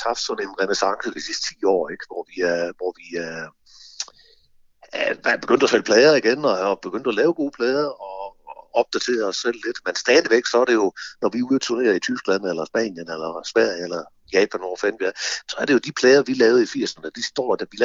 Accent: Horsens, Central Denmark Region, Denmark; nu kommer vi fra Horsens, ikke?

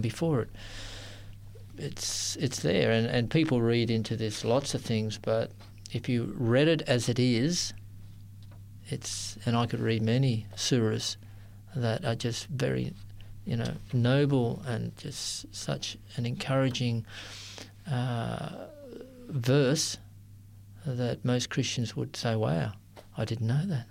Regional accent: Sydney, New South Wales, Australia; I grew up in Sydney

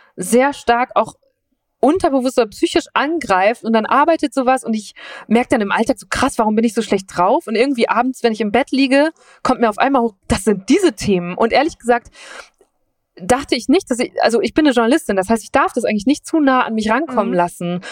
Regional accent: Münsterland, North Rhine-Westphalia, Germany; moved away; ich bin in Nordrhein-Westfalen aufgewachsen, so am Rand, an der Grenze zu Holland

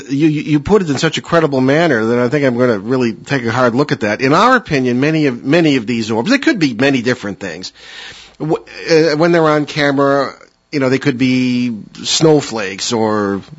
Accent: New England, United States; we're from New England.

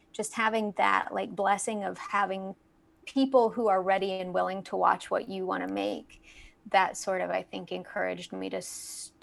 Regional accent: Fayetteville, Arkansas, United States; moved away as an adult; also born or lived in Los Angeles, California; I'm from Fayetteville, Arkansas, originally

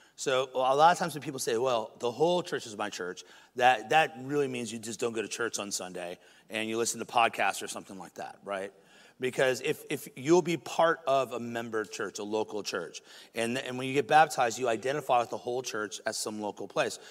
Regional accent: United States; In America

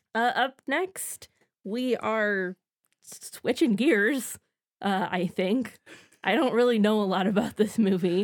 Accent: Midwest, United States; grew up in the Midwest in the nineties

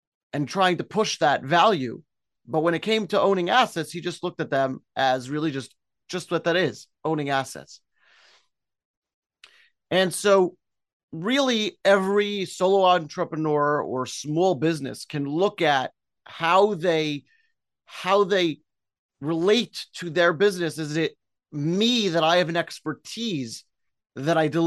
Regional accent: New York City, New York, United States; moved away as an adult; also born or lived in Israel / Bristol, United Kingdom; now in Clifton, United States; I'm Brooklyn born, enjoyed growing up in Brooklyn

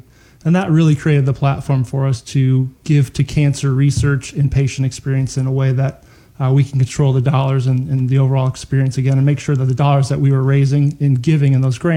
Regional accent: Northwest Ohio, United States; I grew up in Northwest Ohio

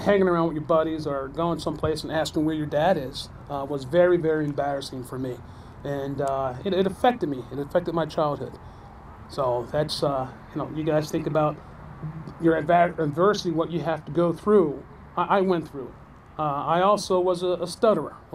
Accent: New Jersey, United States; growing up in New Jersey, uh, I am one of uh, six or seven.

